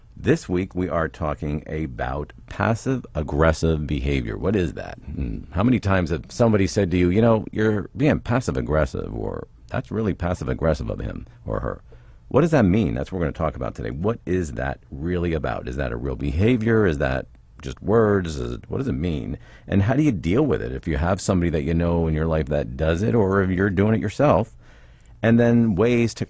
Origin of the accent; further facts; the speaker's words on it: Pennsylvania, United States; I'm from PA